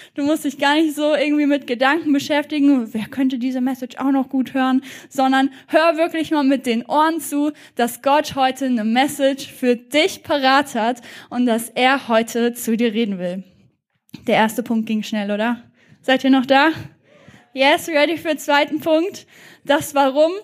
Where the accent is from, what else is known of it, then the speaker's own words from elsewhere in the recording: Germany; wir als Deutsche